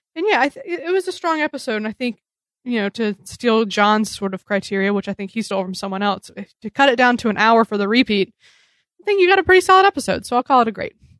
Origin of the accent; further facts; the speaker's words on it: the South, United States; moved away; I come from the South